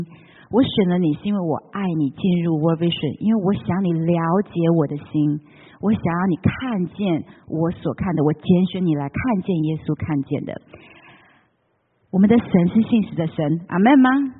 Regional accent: Taiwan; moved away as an adult; also born or lived in Taipei; now in United States; 虽然我在台湾长大

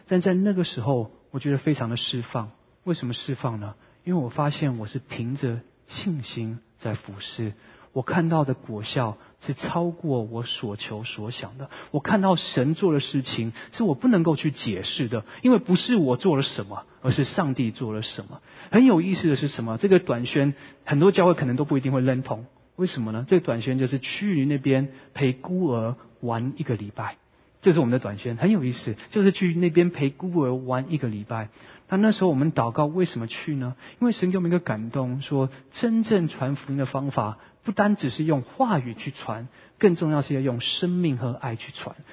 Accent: Vancouver, British Columbia, Canada; now in San Francisco Bay Area, United States; 我是温哥华长大的

